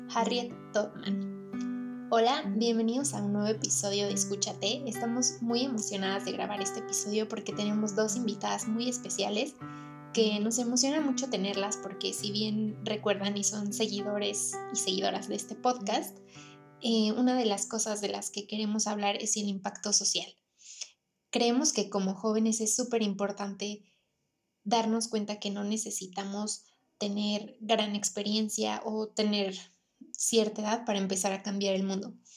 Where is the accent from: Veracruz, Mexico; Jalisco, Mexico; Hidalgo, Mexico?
Hidalgo, Mexico; Pachuca; nosotras somos de Pachuca